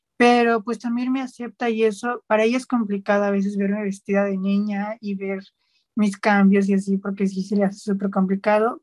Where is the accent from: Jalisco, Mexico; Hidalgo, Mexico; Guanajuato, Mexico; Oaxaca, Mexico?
Hidalgo, Mexico; Nopalillo; es un pueblo que se llama Nopalillo. Este pueblo pues se ubica en el estado de Hidalgo